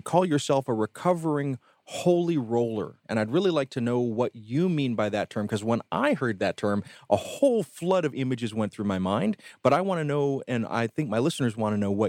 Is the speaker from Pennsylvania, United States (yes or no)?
no; Columbus, Georgia, United States; moved away; my days in Columbus, Georgia.